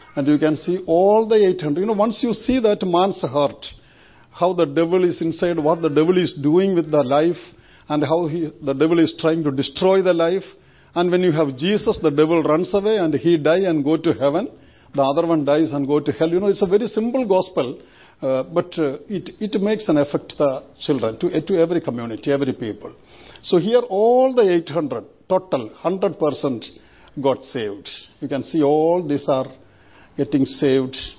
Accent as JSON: {"language": "English", "country": "India", "tie": "born or raised there", "moved": "as an adult", "said": "I was born and brought up in India 57 years we lived in India."}